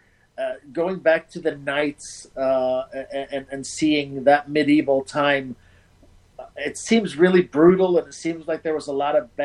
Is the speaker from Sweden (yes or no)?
yes; Malmö, Skåne, Sweden; moved away as an adult; now in United States; my hometown, which is Malmo, which is right across from Copenhagen